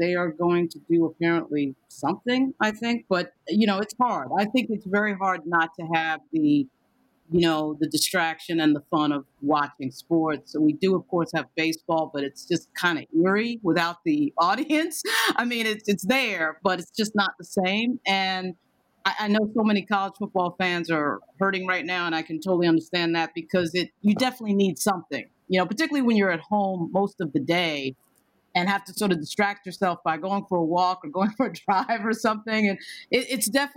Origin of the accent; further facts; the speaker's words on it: New York, United States; I'm from New York, and frankly, as a New Yorker